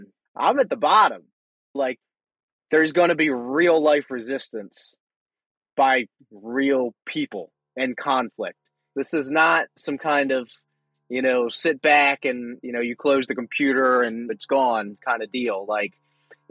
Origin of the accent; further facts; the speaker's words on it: Pasadena, Maryland, United States; I am from Pasadena, Maryland, pretty much raised here, and I am in Pasadena, Maryland now.